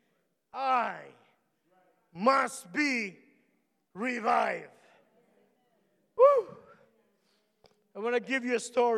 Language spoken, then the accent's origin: English; Philippines; English is a second language; moved away; I'm Filipino